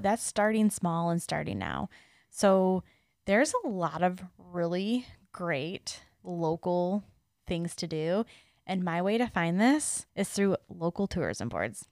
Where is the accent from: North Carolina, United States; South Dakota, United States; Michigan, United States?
Michigan, United States; Detroit; I'm from Metro Detroit